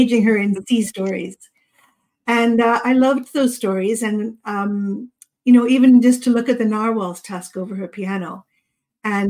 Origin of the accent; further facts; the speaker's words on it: Yarmouth, Nova Scotia, Canada; also born or lived in British Columbia; I grew up in Nova Scotia. I was actually born in BC. And we moved to Nova Scotia when I was 7.